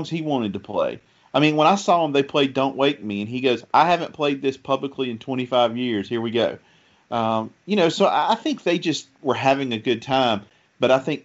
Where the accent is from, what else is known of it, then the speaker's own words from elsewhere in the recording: the South, United States; accent: Southern; if people listening can tell from my accent, I'm from the South.